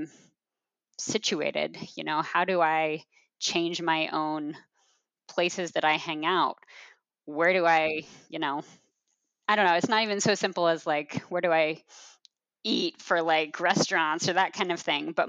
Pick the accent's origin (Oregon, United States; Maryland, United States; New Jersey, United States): Oregon, United States; Portland; also born or lived in Chicago; now in Portland, United States; I grew up in Portland